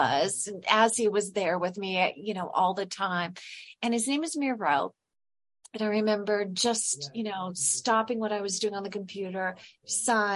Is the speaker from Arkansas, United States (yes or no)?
no; California, United States; I'm originally from California.